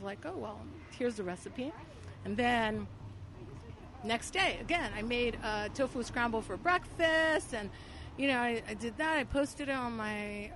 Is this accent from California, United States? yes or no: yes; Los Angeles, California, United States; I grew up in this barrio in L.A., next to East L.A., called Boyle Heights